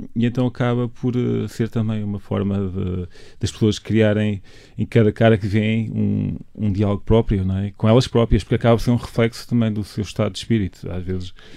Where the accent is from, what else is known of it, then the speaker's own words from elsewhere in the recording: Mozambique; moved away; also born or lived in Minho, Portugal; desde criança, quando vinha de Moçambique para cá